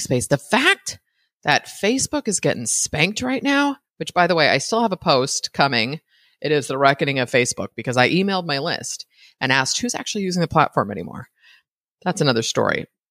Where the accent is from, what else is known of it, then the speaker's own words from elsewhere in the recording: United States; an American citizen